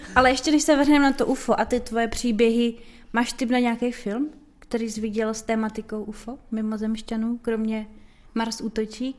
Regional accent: Brno, South Moravian Region, Czechia; jsme Brňáci

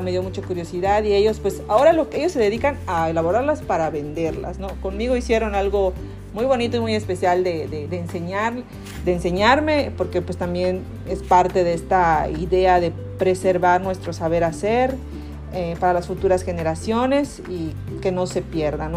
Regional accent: Yucatán, Mexico; yo soy yucateca

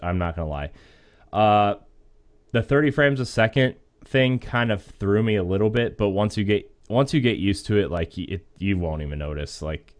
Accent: Akron, Ohio, United States; I'm from Akron, and I like the Cavs a lot.

